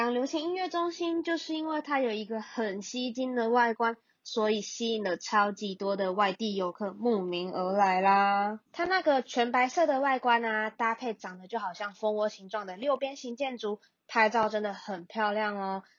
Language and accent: Chinese; Kaohsiung, Taiwan; 我们高雄人